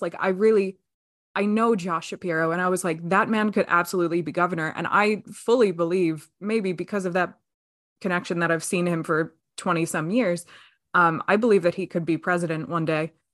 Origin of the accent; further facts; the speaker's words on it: Pennsylvania, United States; I'm extremely proud to be a Pennsylvanian